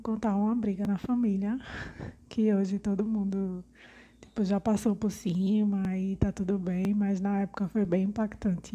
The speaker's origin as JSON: {"language": "Portuguese", "town": "Recife", "region": "Pernambuco", "country": "Brazil", "said": "sou de Recife, Pernambuco"}